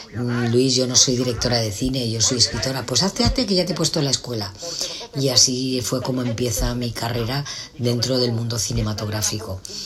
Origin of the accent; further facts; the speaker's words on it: Alicante, Valencian Community, Spain; yo soy de Alicante, pero había estado en Madrid